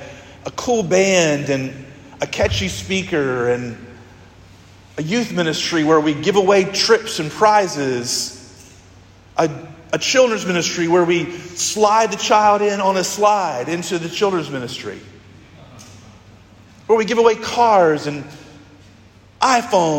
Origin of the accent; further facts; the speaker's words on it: United States; as a church and as an American church and as a nation, as a people